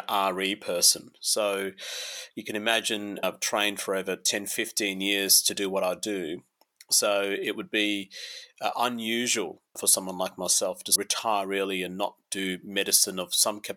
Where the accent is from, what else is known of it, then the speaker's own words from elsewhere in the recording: Adelaide, South Australia, Australia; moved away as an adult; now in Melbourne, Australia; My parents migrated here in the early 90s, and I grew up in Adelaide, actually, in a suburb called Burnside.